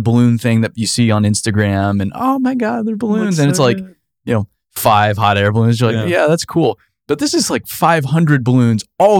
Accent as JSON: {"language": "English", "region": "Arizona", "country": "United States", "tie": "born or raised there", "said": "I grew up in Arizona."}